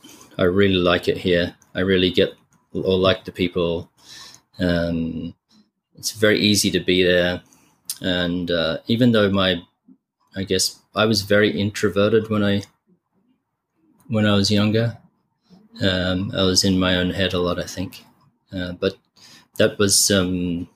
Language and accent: English; Adelaide, South Australia, Australia; moved away; Adelaide, especially where I grew up